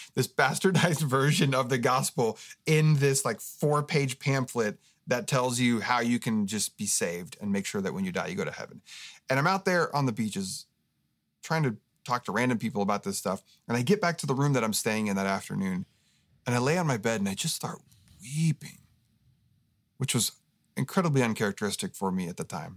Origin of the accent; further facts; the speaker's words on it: Oregon, United States; now in Southern California, United States; I grew up in Oregon